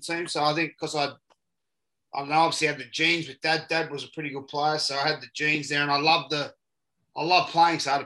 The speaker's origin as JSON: {"language": "English", "town": "Newcastle", "region": "New South Wales", "country": "Australia", "tie": "born or raised there", "also_born_or_lived": "Maitland, New South Wales", "said": "We grew up in Newcastle. We were born in Maitland, which is in the Hunter Valley, just outside of Newcastle. But grew up in Newcastle."}